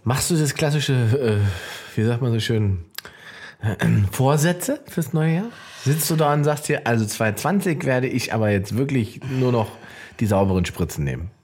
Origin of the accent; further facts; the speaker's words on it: Salzwedel, Saxony-Anhalt, Germany; da, wo ich herkomme, Salzwedel, Sachsen-Anhalt